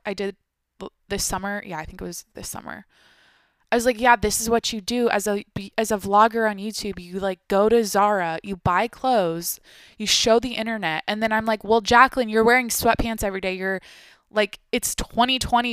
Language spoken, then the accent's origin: English; Washington, United States; moved away as an adult; now in San Diego, United States; I grew up in Washington, so it's the Pacific Northweth